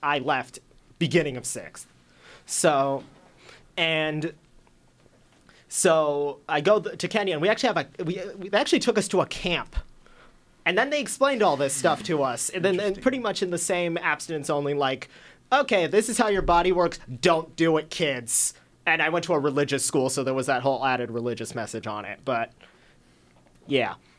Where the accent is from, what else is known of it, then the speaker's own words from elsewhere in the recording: Surprise, Arizona, United States; I'm from Surprise, a little further than Ethan.